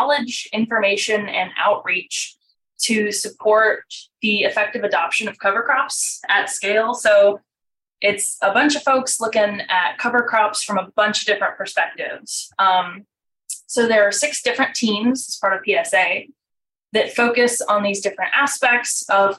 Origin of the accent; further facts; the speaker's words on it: Tifton, Georgia, United States; I'm from Tifton, Georgia. So I'm from sort of Southwest Georgia, the land of cotton and peanuts. And when I was in high school, I was like, I'm going to get out of here.